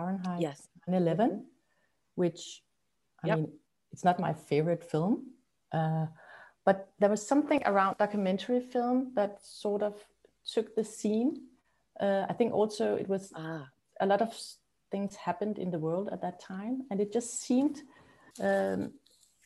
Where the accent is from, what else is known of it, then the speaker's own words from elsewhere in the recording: Copenhagen, Capital Region of Denmark, Denmark; also born or lived in Amsterdam; Yeah, I'm in Copenhagen. I was brought up here in Copenhagen